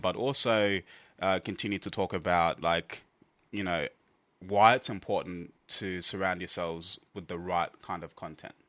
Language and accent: English; Australia; we are from Australia.